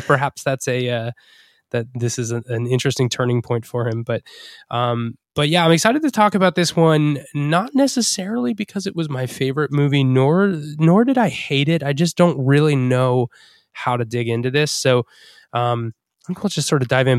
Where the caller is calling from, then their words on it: Rhode Island, United States; I'm calling in from Rhode Island